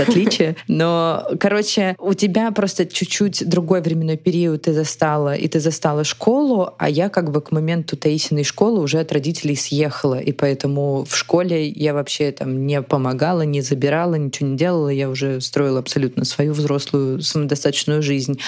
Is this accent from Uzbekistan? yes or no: no; Ukraine; в моем родном городе в Украине